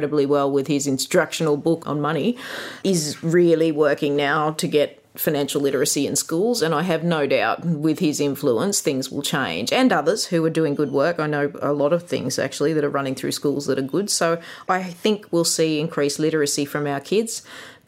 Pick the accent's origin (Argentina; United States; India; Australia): Australia; Gunnedah, New South Wales; it was a very idyllic childhood growing up in Kanada